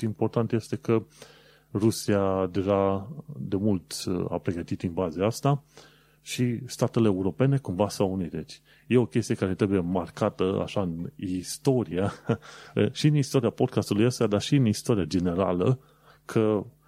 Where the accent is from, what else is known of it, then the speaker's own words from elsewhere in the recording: Romania; noi, ca români